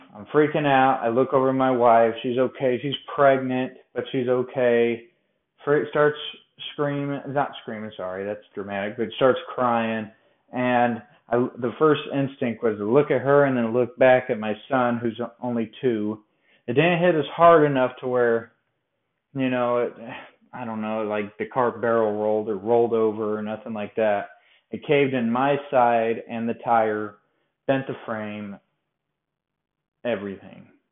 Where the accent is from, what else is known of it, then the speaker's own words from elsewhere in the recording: Colorado, United States; now in Bowling Green, United States; I'm from Colorado